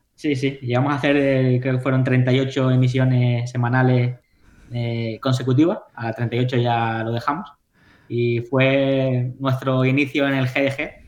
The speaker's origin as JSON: {"language": "Spanish", "area": "Tenerife", "region": "Canary Islands", "country": "Spain", "moved": "as an adult", "lives_now": "New York, United States", "said": "yo soy de Tenerife"}